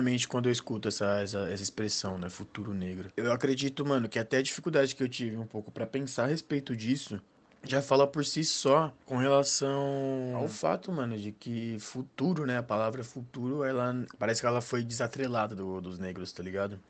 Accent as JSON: {"language": "Portuguese", "region": "São Paulo", "country": "Brazil", "said": "sou aqui do Capão Redondo, tenho 23 anos"}